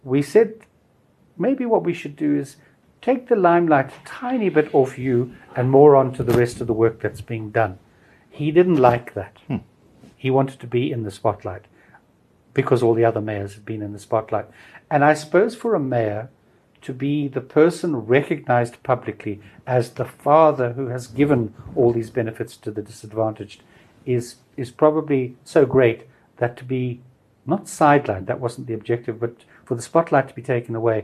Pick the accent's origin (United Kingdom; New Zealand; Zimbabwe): Zimbabwe; Bulawayo; also born or lived in Harare; I lived in Bulawayo until I was 18, 19